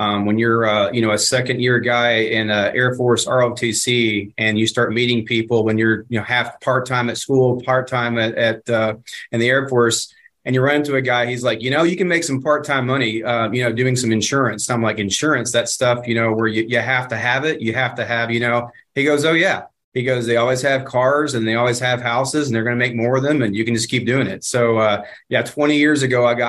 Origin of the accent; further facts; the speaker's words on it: Dallas, Texas, United States; my hometown, small burg of, you know, 7 million people here in Dallas-Fort Worth